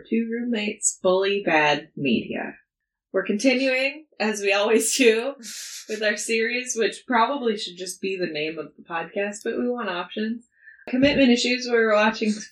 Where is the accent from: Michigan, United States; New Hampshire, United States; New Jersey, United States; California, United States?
California, United States; my part of California where I'm from